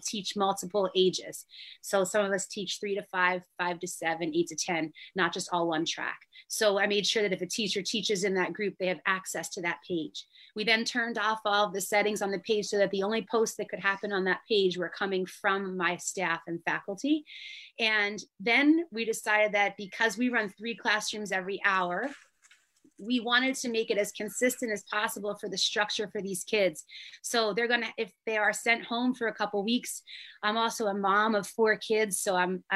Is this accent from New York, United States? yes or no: no; New Jersey, United States; now in Asbury Park, United States; I am maybe halfway up the Jersey coast where I grew up in South Jersey, and now we're up by like Asbury Park area